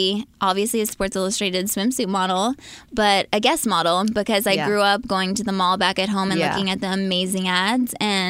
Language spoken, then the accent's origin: English; right outside of Philadelphia, Pennsylvania, United States; moved away as an adult; now in Los Angeles, United States; I am a PA, Pennsylvania girl, right outside of Philly.